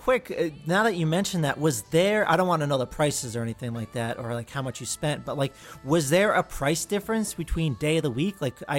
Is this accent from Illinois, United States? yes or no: no; New Jersey, United States; I'm from New Jersey